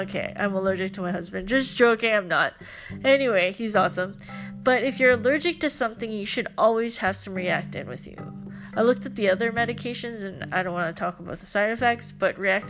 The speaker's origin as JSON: {"language": "English", "country": "Philippines", "said": "nothing against Filipino culture, because I'm Filipino."}